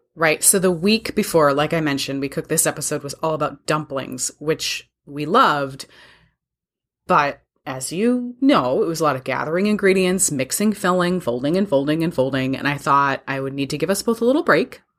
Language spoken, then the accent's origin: English; Wisconsin, United States; you and I grew up with it in Wisconsin